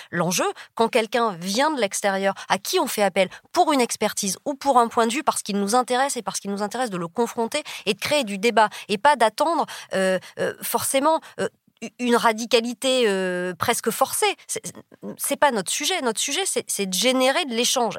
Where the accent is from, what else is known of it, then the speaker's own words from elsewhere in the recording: south-west France, France; moved away as an adult; je viens du fin fond du sud-ouest, d'un village de 20 000 habitants